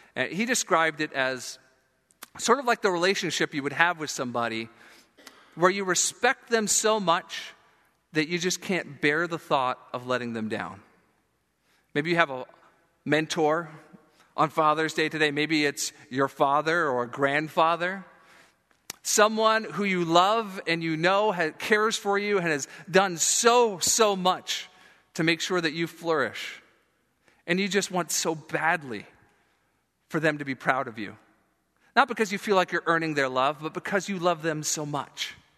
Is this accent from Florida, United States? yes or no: yes; South Florida, United States; moved away; I grew up in Florida, and, uh, the South Florida part I mentioned down by Fort Lauderdale, Miami